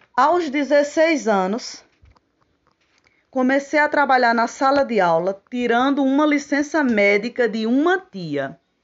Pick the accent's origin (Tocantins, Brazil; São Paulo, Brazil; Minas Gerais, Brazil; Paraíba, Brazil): Paraíba, Brazil; Puxinanã; also born or lived in Campina Grande, Paraíba; Eu nasci em Campina Grande, na Paraíba, mas me criei na cidade de Puxinanã, no município de Puxinanã, Paraíba.